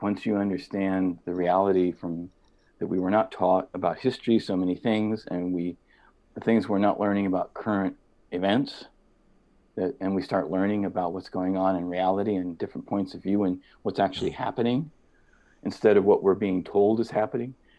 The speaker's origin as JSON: {"language": "English", "region": "Midwest", "country": "United States", "tie": "born or raised there", "said": "growing up in the Midwest was with family"}